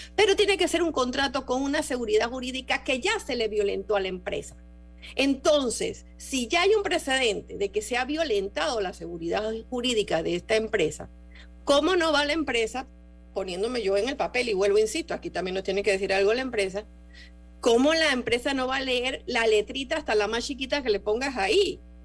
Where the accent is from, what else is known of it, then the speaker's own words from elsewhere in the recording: Panama; yo aquí me pongo como panameña